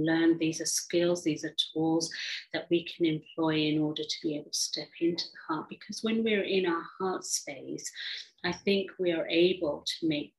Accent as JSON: {"language": "English", "region": "England", "country": "United Kingdom", "tie": "born or raised there", "also_born_or_lived": "Africa", "said": "I grew up in England, although I was born in Africa from an Indian background."}